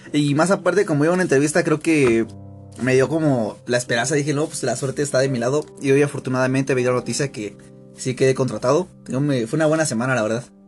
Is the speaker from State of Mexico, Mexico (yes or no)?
yes; Aculco, State of Mexico, Mexico; soy de Aculco